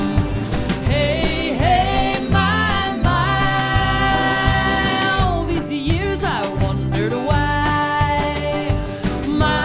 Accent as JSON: {"language": "English", "region": "Iowa", "country": "United States", "tie": "born or raised there", "said": "my home state of Iowa"}